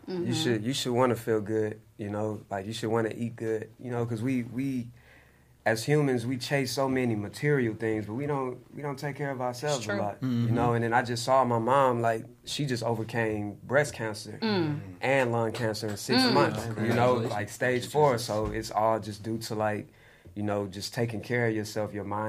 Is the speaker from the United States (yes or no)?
yes; Houston, Texas, United States; I'm from Houston. H-Town.